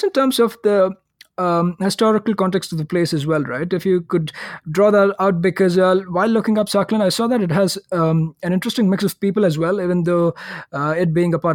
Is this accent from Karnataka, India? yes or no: yes; Bangalore, Karnataka, India; Bangalore, like where I come from